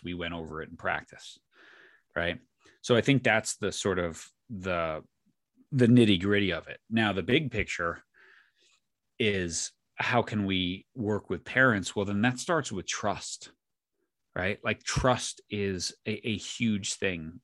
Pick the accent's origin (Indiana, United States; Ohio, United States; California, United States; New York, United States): New York, United States; I grew up in New York